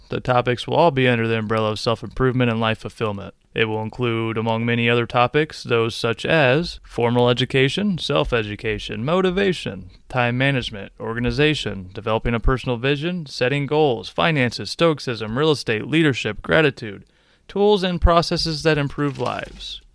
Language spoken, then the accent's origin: English; Quincy, Illinois, United States; also born or lived in Decatur, Illinois; I was born in Decatur, Illinois. My parents divorced at age three, and I was raised by my mother for the next ten years or so. We lived in poverty in the town of Quincy, Illinois.